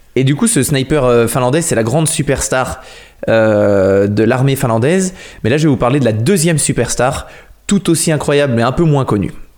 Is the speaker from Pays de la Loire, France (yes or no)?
yes; Noirmoutier, Pays de la Loire, France; je suis de Noirmoutier